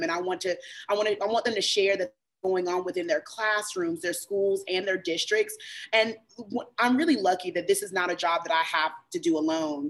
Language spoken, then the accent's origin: English; Chapel Hill, North Carolina, United States; I grew up in Chapel Hill